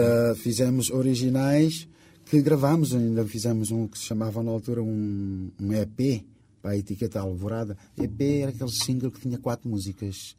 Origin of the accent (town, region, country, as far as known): Cape Verde; first language Cape Verdean Creole; Portuguese is a second language; now in Portugal